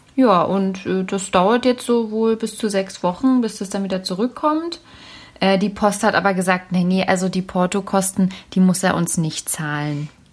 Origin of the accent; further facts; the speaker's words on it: Berlin, Germany; ich bin ja Berlinerin